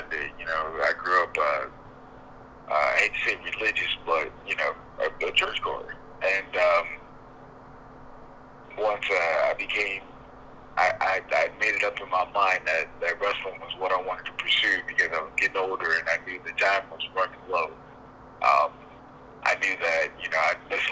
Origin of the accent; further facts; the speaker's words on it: Grand Rapids, Michigan, United States; moved away as an adult; also born or lived in Fort Wayne, Indiana; I was born and raised in Grand Rapids, Michigan